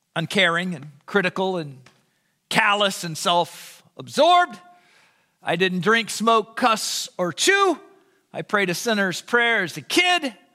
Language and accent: English; Southern Illinois, United States; I was raised in the Southern Illinois incarnation of the Jesus Revolution